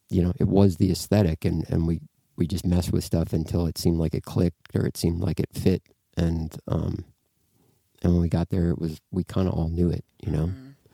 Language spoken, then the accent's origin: English; Duluth, Minnesota, United States; moved away as an adult; also born or lived in Oakland; I'm from Duluth, Minnesota